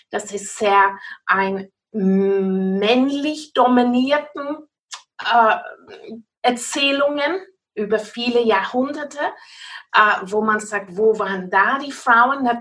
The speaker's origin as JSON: {"language": "German", "region": "South West England", "country": "United Kingdom", "second_language": "German", "moved": "yes", "lives_now": "Austria", "said": "wie ihr merkt von meiner Akzent, ich bin kein wirklich Österreicherin. Äh, ich stamme aus Großbritannien, Cornwall, um ganz genau zu sein, aber ich werde wirklich mein Bestes tun, um jetzt gute Deutsch zu sprechen."}